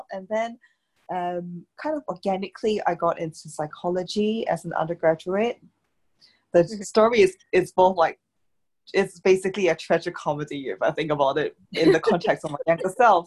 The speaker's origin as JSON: {"language": "English", "country": "Singapore", "also_born_or_lived": "Cambridge", "moved": "as an adult", "said": "I come from Singapore and it's very small, it's very fast"}